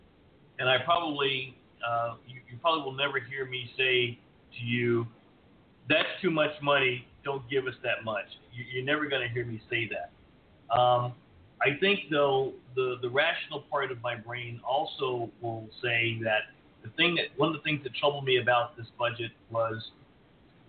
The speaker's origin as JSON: {"language": "English", "region": "Texas", "country": "United States", "said": "being a Texan, having spent a good amount of time on the border"}